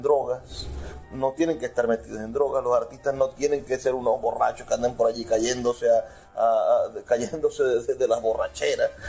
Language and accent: Spanish; Maracaibo, Zulia, Venezuela